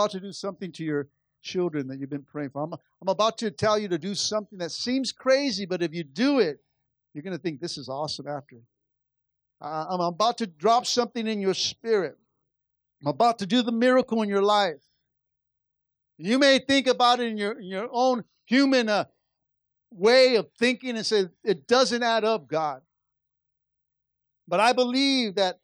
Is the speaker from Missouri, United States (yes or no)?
no; Los Angeles, California, United States; Really East LA.